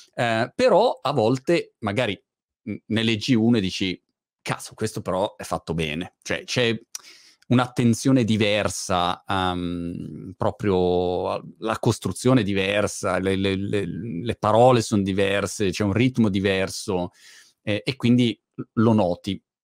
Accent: Milan, Lombardy, Italy; moved away as an adult; now in United Kingdom; sono eh, diciamo milanese mhmm, di origine eh, perché sono, mhmm, sono nato a Milano eh.

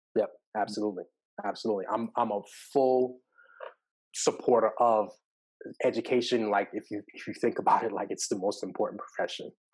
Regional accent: Long Island, New York, United States; now in Atlanta, United States; growing up in New York, like I live in Atlanta, but I, I, am from New York and uh, specifically Long Island

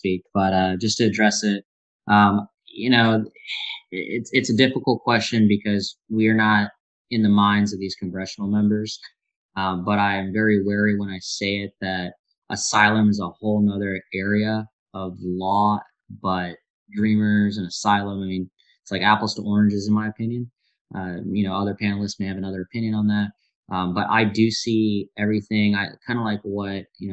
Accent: India; now in United States; I'm from India

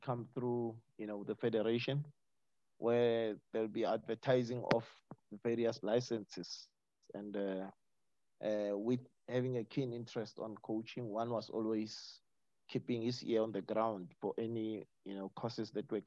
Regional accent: Pretoria, Gauteng, South Africa; moved away; also born or lived in Cape Town; growing up in Pretoria, the old Pretoria

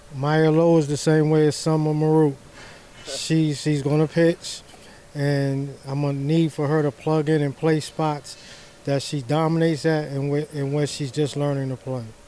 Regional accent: New York, United States; I'm from New York

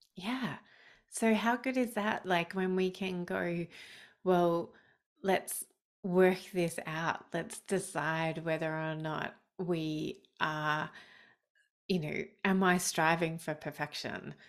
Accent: Australia; I'm Australian.

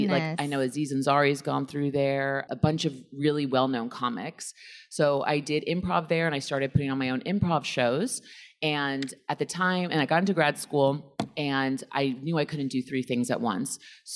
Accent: New York City, New York, United States; I'm from Flushing, Queens

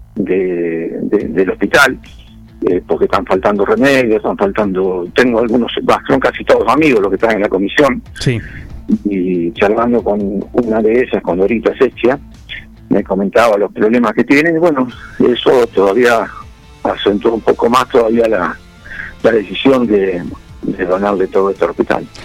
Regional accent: Dudignac, Buenos Aires Province, Argentina; also born or lived in Carmen de Patagones; now in Junín, Argentina; siempre digo que soy de Duñá. Después si me preguntan dónde vivo es otra cosa.

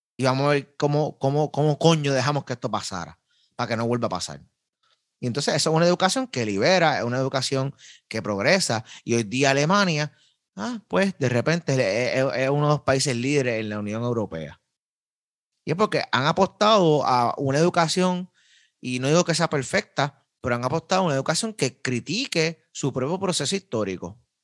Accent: Carolina, Puerto Rico; soy de Carolina

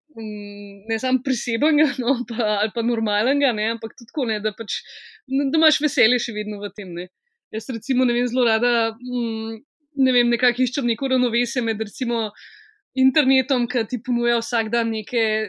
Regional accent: Ljubljana, Slovenia; jaz sem iz Šiške

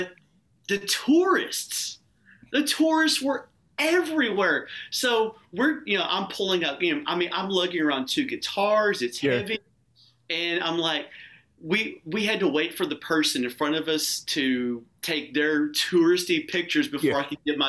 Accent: Crawford, Texas, United States; also born or lived in Waco, Texas; born and raised. Actually, I'm from Crawford.

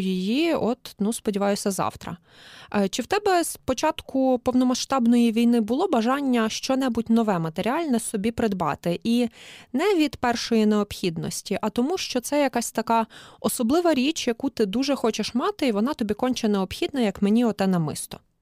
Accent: Galicia, Ukraine; як галичанка

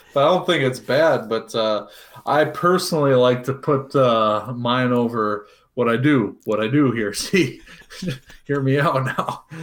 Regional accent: Cincinnati, Ohio, United States; moved away; I'm originally from Cincinnati

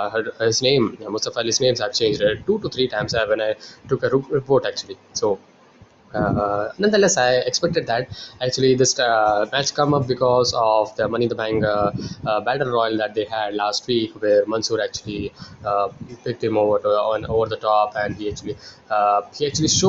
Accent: India; I'm from India.

